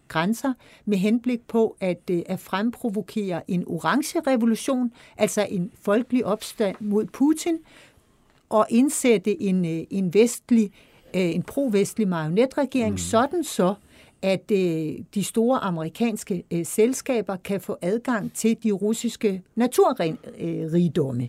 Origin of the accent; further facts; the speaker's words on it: Denmark; som, som dansker